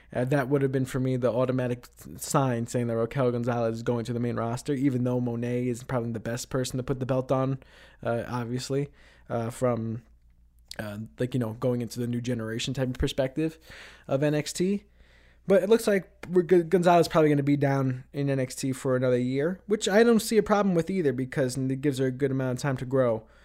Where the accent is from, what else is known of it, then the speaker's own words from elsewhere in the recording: New York City, New York, United States; moved away as an adult; now in Ithaca, United States; back in my hometown of Queens